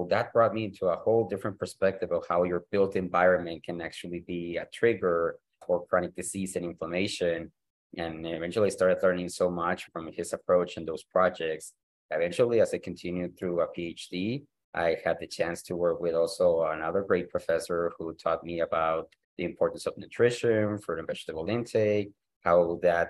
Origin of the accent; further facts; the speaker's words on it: El Paso, Texas, United States; also born or lived in Mexico; I'm currently located in the Paso del Norte region, which is specifically in El Paso, Texas, an area where I grew up